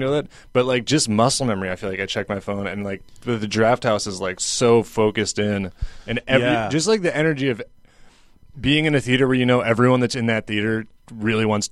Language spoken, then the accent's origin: English; Washington, District of Columbia, United States; now in New York, United States; DC originally